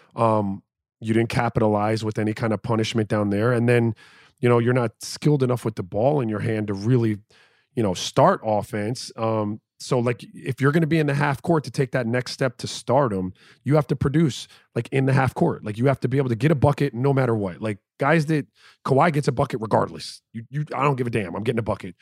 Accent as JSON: {"language": "English", "town": "Miami", "region": "Florida", "country": "United States", "said": "I'm from Miami"}